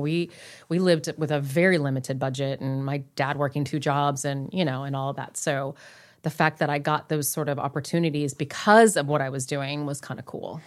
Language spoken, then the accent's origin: English; Long Beach, California, United States; I grew up in here, Southern